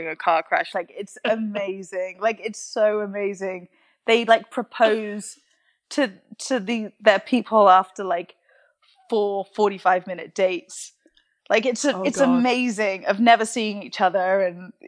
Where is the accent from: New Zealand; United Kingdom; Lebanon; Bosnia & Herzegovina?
United Kingdom; London; moved away as an adult; also born or lived in Swansea, Wales; now in United States; I was born in England, lived in England till I went to university